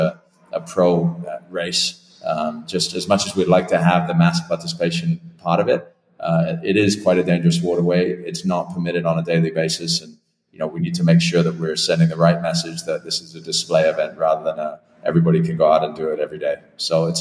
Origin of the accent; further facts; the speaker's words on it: Twickenham, London, United Kingdom; moved away; I grew up in Twickenham. I'm British by nationality, so I naturally have connections and background in England, although I haven't lived in the country pretty much for 27 years